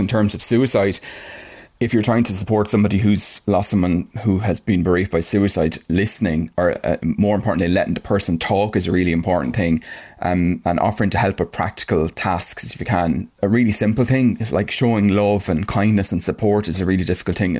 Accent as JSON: {"language": "English", "country": "Ireland", "said": "we're Irish and that's the way we do things"}